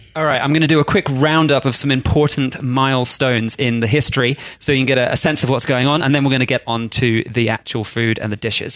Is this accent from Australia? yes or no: yes; Australia; we're Australian